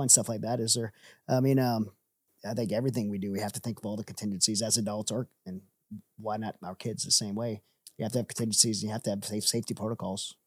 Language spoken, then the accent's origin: English; Southern Louisiana, United States; moved away as an adult; also born or lived in Middle East; I grew up in Southern Louisiana